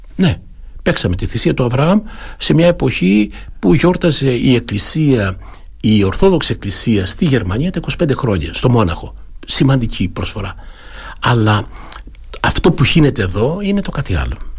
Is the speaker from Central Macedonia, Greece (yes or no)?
no; Kalyvia, Crete, Greece; moved away as an adult; also born or lived in Munich, Germany; είμαι από ένα χωριό του Δήμου, είμαι από τα Καλύβια, από ένα ναι. μικρό χωριό, το Δήμο Αρχανών Αστερουσίων